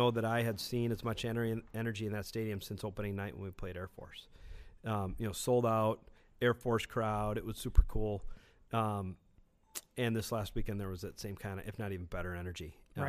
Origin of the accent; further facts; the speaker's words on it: Greeley, Colorado, United States; also born or lived in Columbus, Ohio / Berkeley, California; now in Minnesota, United States; I was born in Greeley.